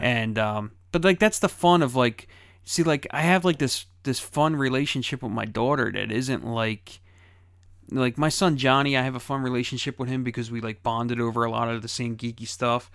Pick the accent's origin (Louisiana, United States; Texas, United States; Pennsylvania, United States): Pennsylvania, United States; Philadelphia; I grew up in Philadelphia